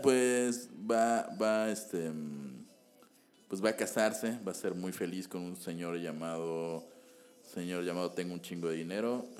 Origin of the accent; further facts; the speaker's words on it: Yucatán, Mexico; recordemos que estamos en Yucatán